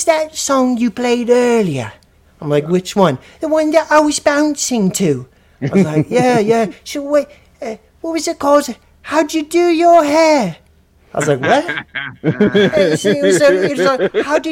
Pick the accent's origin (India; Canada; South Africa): Canada; also born or lived in Cardiff, Wales; I'm from Canada.